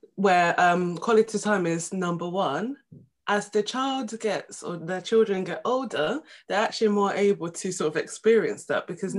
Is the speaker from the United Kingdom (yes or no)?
yes; London, United Kingdom; also born or lived in Essex; I'm from London